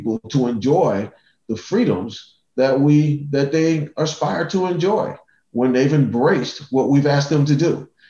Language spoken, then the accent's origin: English; Cleveland, Ohio, United States; I grew up in Cleveland